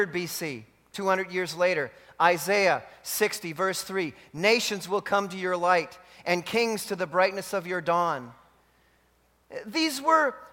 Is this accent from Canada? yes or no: yes; Canada; being a Canadian